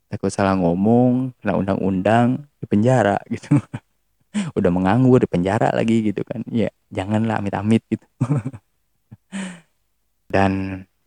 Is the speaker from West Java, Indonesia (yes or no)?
yes; Tasikmalaya, West Java, Indonesia; also born or lived in Yogyakarta; dari Jawa Barat Jawa Baratnya mana Tasik